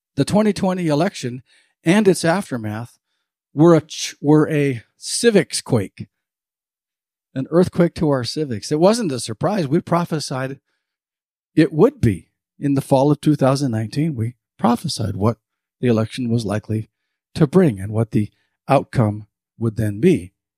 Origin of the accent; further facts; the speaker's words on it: Montana, United States; now in Fernley, Nevada, United States; I grew up in Montana